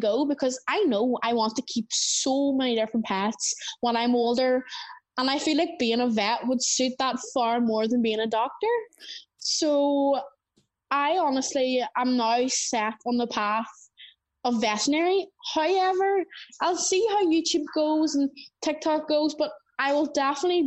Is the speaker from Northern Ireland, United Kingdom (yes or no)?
yes; Northern Ireland, United Kingdom; accent: Northern Irish; we have quite a strong accent here in Northern Ireland